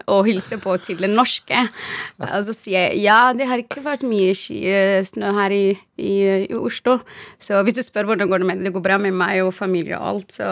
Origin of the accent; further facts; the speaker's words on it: Western Sahara; Norwegian is a second language; now in Norway; så kom jeg til Norge og også introduserer jeg meg selv, og så sier jeg hei … jeg er fra Vest-Sahara.